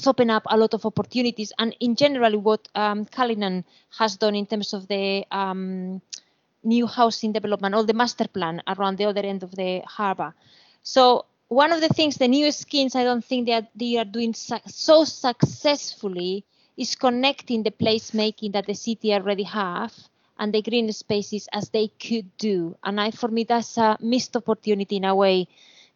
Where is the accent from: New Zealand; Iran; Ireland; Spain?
Spain; Barcelona, Catalonia; moved away as an adult; now in Bristol, United Kingdom; I come from Barcelona. I have been 21 years in this country